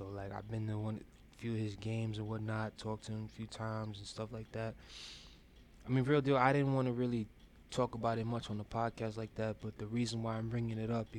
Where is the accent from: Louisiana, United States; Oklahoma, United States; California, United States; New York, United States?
New York, United States; Brooklyn; I'm also from Brooklyn too. You know, show love, spread love. It's the Brooklyn way.